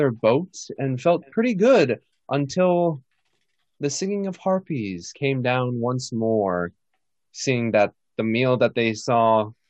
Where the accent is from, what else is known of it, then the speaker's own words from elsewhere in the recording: Colorado, United States; born there; also born or lived in Utah / East Coast; I've moved around a lot, but I was born in Colorado, lived in Utah. On the East Coast for a bit too.